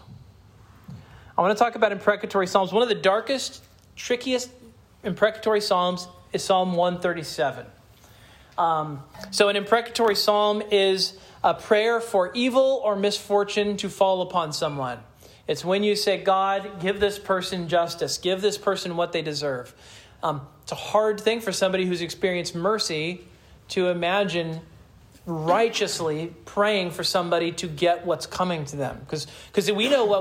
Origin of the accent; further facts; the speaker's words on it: Kansas, United States; I'm from Kansas